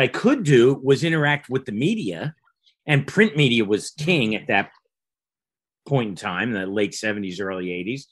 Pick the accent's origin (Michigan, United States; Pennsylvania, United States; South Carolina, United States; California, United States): Pennsylvania, United States; Philadelphia; I grew up in Philly and, you know, went to college in Philly